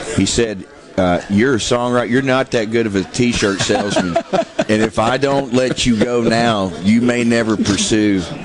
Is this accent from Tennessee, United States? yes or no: yes; Nashville, Tennessee, United States; I'm a Southern boy. I was born and raised in Nashville, Tennessee